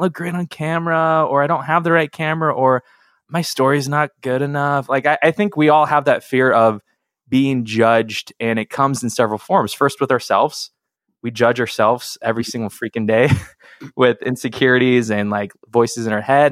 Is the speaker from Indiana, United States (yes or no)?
no; Seattle, Washington, United States; I grew up in Seattle